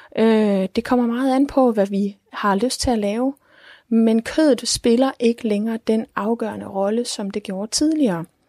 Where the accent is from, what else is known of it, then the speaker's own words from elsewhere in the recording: Denmark; vi som danskere